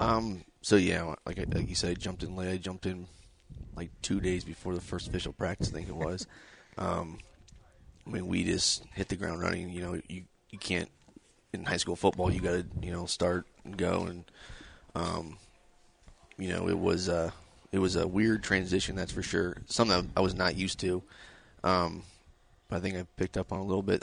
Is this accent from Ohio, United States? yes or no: no; Decatur, Indiana, United States; I'm from Decatur, born and raised here